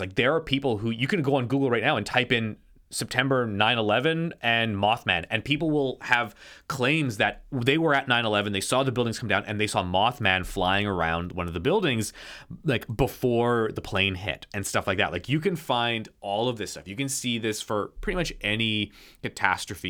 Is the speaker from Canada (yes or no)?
yes; Canada; I'm Canadian.